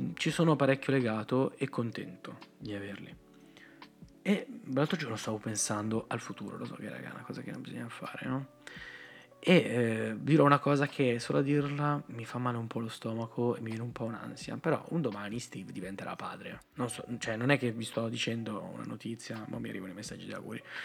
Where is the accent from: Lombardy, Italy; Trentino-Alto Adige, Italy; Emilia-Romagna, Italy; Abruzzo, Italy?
Lombardy, Italy; Rozzano; vengo da Rozzano